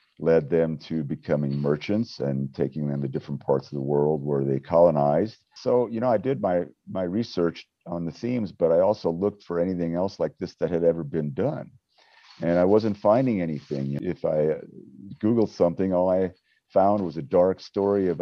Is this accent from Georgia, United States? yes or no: no; Wyoming, United States; growing up in Wyoming, of course, the Western history was very instrumental in my life growing up